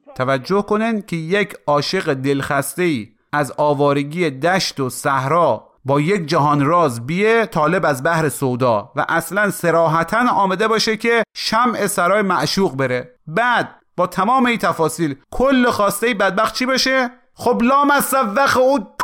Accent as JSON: {"language": "Persian", "region": "Khorasan", "country": "Iran", "said": "ما به عنوان یک خراسانی"}